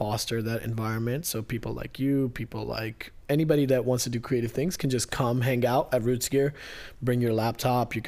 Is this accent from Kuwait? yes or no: yes; Kuwait; also born or lived in India / Maryland, United States; now in United States; we were born in India, but then we were raised in Kuwait